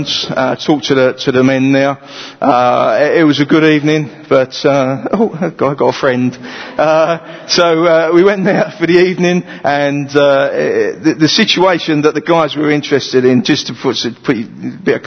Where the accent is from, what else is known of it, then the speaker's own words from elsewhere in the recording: London, United Kingdom; moved away as an adult; also born or lived in Romford; I come from East London, as you can probably tell with the accent